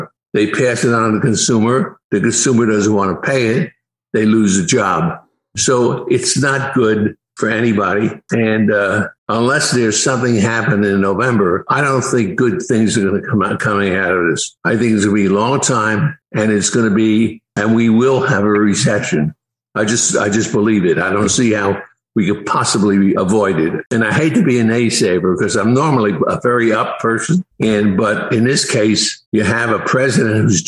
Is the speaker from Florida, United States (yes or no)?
no; Newark, New Jersey, United States; I grew up in Newark, New Jersey